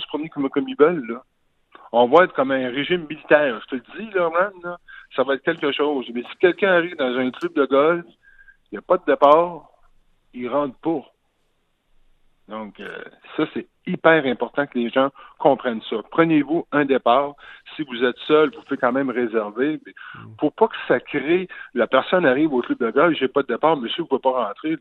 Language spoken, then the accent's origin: French; Rimouski, Quebec, Canada; now in Longueuil, Canada; je viens de Rimouski, je viens du Pic